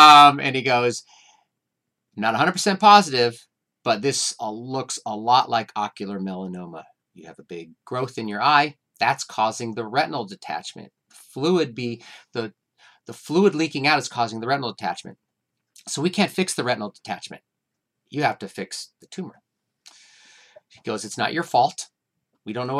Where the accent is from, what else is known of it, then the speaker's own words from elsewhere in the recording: Santa Cruz, California, United States; I'm from Santa Cruz, California